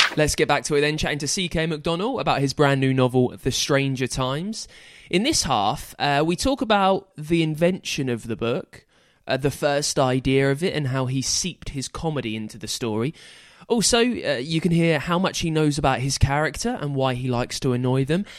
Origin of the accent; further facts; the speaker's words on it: England, United Kingdom; I'm English